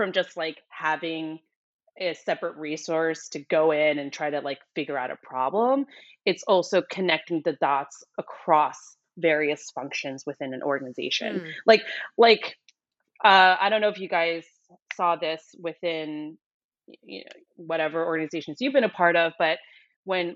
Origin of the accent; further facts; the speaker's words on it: New York City, New York, United States; moved away as an adult; I am originally from New York and I stayed there most of my life up until 2015.